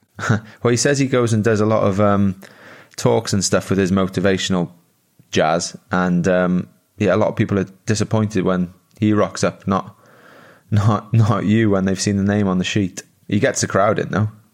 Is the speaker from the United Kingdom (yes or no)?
yes; Wales, United Kingdom; moved away as an adult; also born or lived in Italy; I was born in Wales